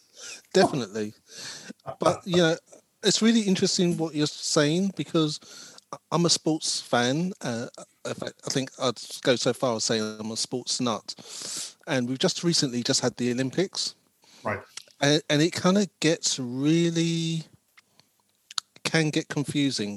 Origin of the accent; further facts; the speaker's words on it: London, United Kingdom; I was born in West London, but uh, I see myself as a South Londoner South Londoner, and um, and I've grew most of my life. My first 18, 20 years was in South London.